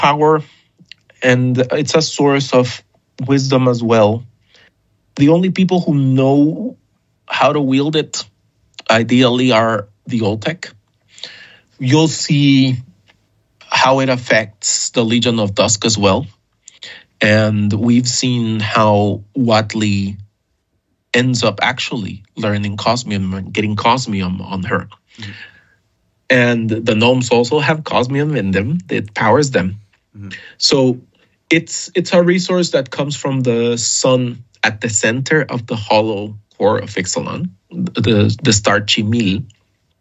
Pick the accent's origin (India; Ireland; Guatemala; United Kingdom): Guatemala; a sculpture I used to see all the time as a kid growing up in Guatemala